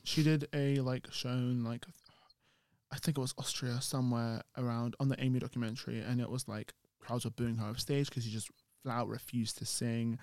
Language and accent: English; United Kingdom; We're British